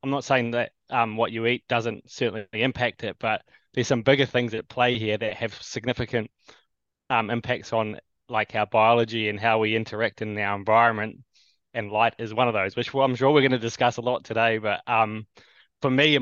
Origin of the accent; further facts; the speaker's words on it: New Zealand; also born or lived in Canada / Australia; born in Little Old New Zealand here. Been here most of my life.